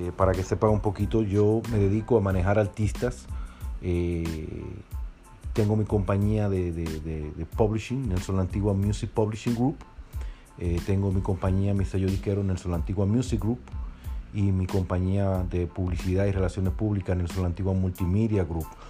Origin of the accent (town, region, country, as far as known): Dominican Republic; born or raised there; moved away